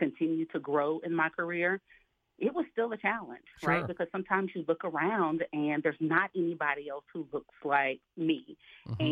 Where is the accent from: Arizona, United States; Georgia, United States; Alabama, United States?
Alabama, United States; I grew up in Alabama, single parent household